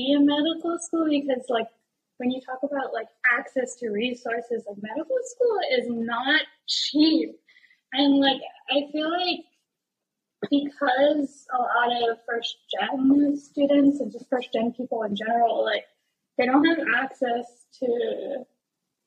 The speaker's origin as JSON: {"language": "English", "area": "west side of Oʻahu", "region": "Hawaii", "country": "United States", "tie": "born or raised there", "said": "growing up in Hawaii"}